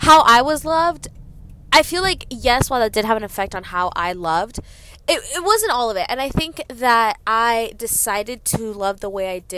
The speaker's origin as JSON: {"language": "English", "area": "Gwinnett County", "region": "Georgia", "country": "United States", "tie": "born or raised there", "said": "I am from Gwinnett"}